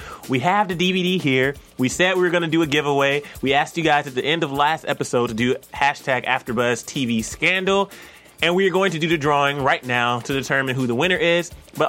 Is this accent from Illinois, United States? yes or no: no; near Marietta, Georgia, United States; Oh, we got Marietta in the house. That's like 10 minutes away from where I'm from.